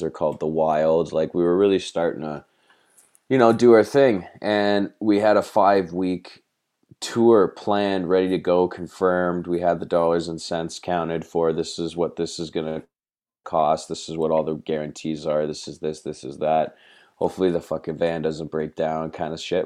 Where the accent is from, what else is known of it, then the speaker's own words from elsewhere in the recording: Toronto, Ontario, Canada; we're from Toronto. We're kind of spread out, you know, in the suburbia around the city.